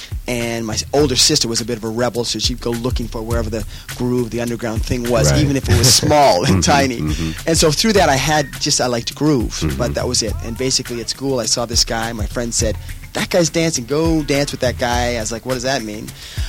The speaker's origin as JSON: {"language": "English", "town": "Calgary", "region": "Alberta", "country": "Canada", "moved": "as an adult", "lives_now": "Los Angeles, United States", "said": "I'm originally from Canada. I'm a Canuck, but... LA is my home now. I've been here about 18 years."}